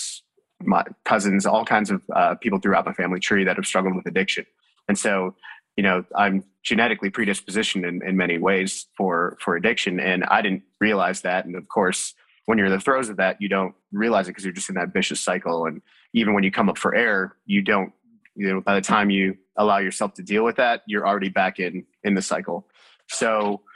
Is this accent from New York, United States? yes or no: yes; Buffalo, New York, United States; I was born and raised in Buffalo, New York, and both of my parents were from India